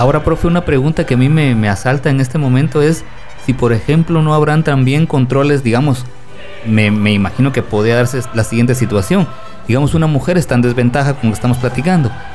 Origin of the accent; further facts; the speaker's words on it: Guatemala; como guatemalteco